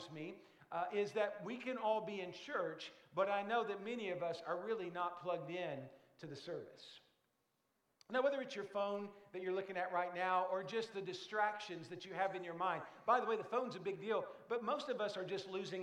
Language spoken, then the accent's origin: English; Brookport, Illinois, United States; It's where my hometown is.